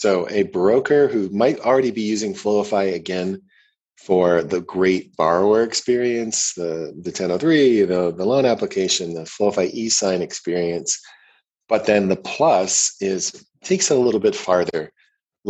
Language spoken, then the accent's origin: English; Ohio, United States; also born or lived in Canada; now in Boulder, United States; I was born in Ohio